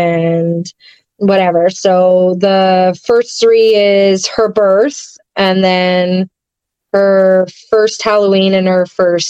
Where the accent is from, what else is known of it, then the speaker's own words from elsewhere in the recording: England, United Kingdom; Like I was born overseas, so I'm English. I don't have a accent anymore.